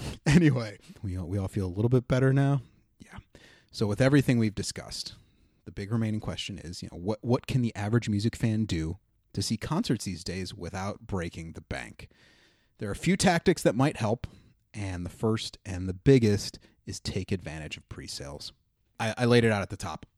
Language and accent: English; Ohio, United States; now in New York City, United States; my home state of Ohio